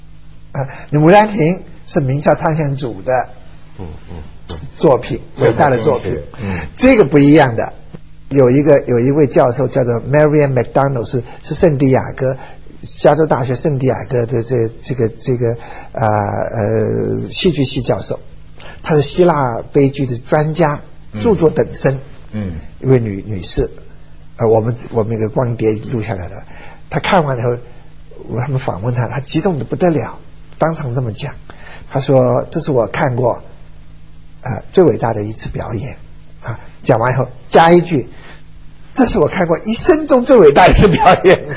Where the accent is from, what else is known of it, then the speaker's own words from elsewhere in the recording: China; 我觉得那些我们中国人，你想过去也破破四旧